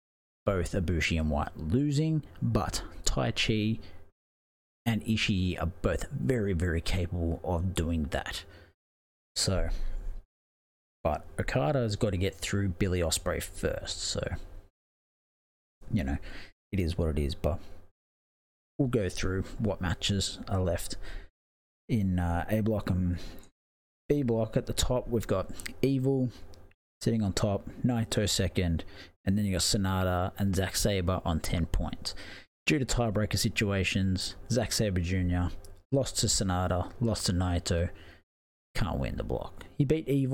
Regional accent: Australia; I'm Australian

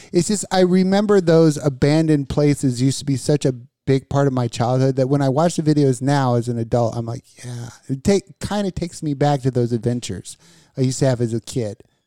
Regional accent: Las Vegas, Nevada, United States; I grew up in Vegas

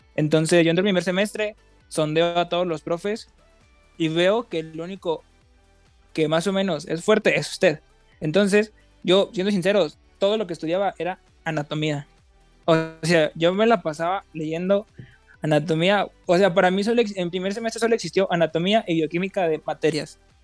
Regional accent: Mazapil, Zacatecas, Mexico; moved away as an adult; now in Monterrey, Mexico; soy de Mazapil yo, entonces yo tengo una previa experiencia porque de Mazapil fui a la prepa de Zacatecas

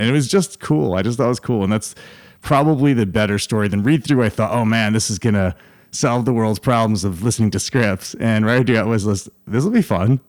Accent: Schenectady, New York, United States; moved away as an adult; also born or lived in California; now in Austin, United States; I'm from upstate New York

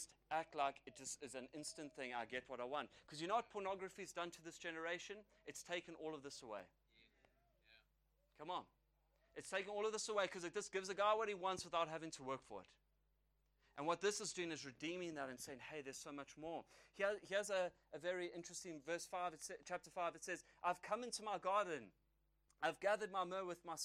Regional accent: South Africa; an Irish young man from South Africa.

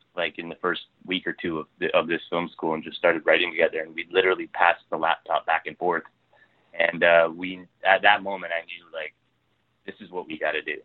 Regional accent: Ontario, Canada; now in Vancouver, Canada; I'm from Ontario originally

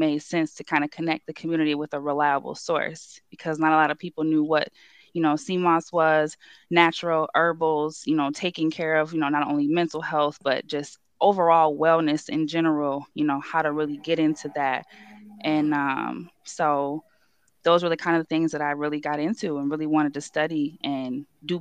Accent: Livonia, Michigan, United States; also born or lived in Detroit; I'm from Livonia. I kind of moved around as a kid. Kind of was in Livonia, moved to the city, then went back to high school for Livonia

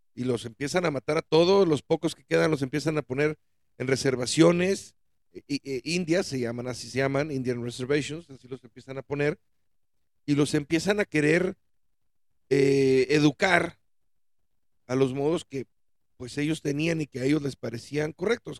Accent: Mexico; en mi país

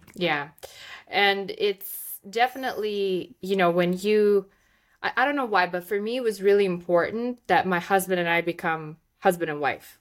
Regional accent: Moldova; first language Russian; English is a second language; moved away; I'm from Moldova, which is just the neighboring country

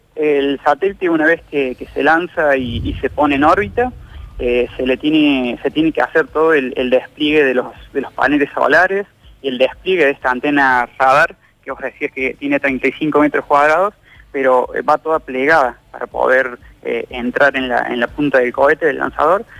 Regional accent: Villa Dolores, Córdoba, Argentina; Yo soy de Villa Dolores

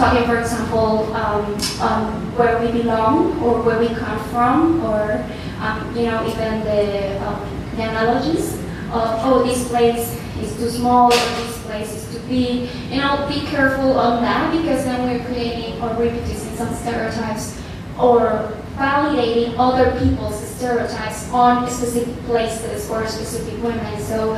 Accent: Puerto Rico; So I'm from Puerto Rico.

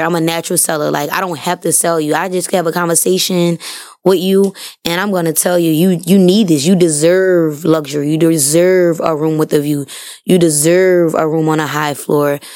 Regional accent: New Orleans, Louisiana, United States; I'm from New Orleans, born and raised

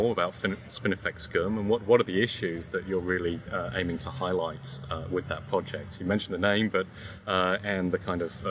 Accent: United Kingdom; moved away as an adult; now in Australia; I'm originally from the UK. You can probably tell by my accent that I haven't been here that long

